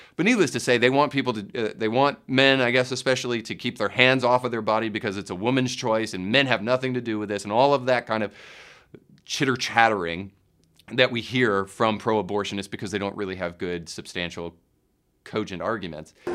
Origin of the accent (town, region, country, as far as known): United States